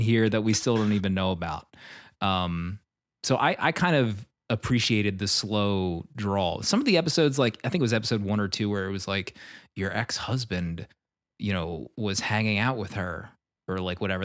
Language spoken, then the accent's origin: English; Philadelphia, Pennsylvania, United States; I grew up in the Philadelphia area also